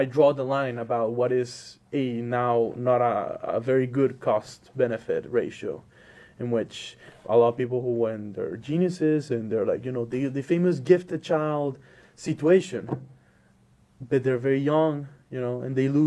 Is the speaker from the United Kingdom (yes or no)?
no; Maracaibo, Zulia, Venezuela; moved away as an adult; now in Illinois, United States; I'm from the country of Venezuela, the city of Maracaibo. I was born and raised there until 18 years old.